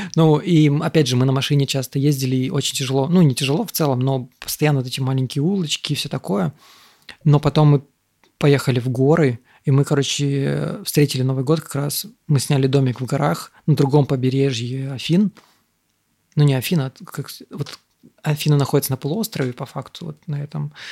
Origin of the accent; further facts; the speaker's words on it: Moldova; also born or lived in Russia; now in Thailand; я родился в Молдове